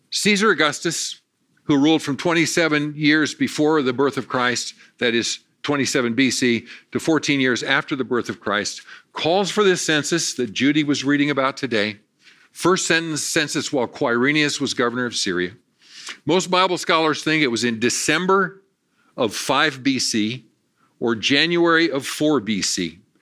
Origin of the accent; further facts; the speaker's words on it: Valentine, Nebraska, United States; I was born in Valentine, Nebraska